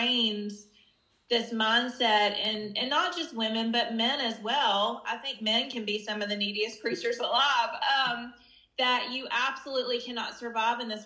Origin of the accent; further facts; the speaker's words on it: the South, United States; I grew up in the South